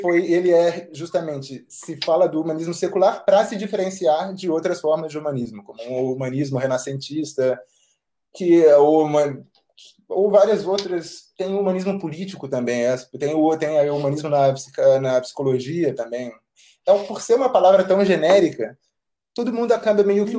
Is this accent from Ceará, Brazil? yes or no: no; Rio de Janeiro, Brazil; moved away as an adult; now in Bucharest, Romania; eu sou do Rio, ah, mas agora eu estou morando na Romênia, na, em Bucareste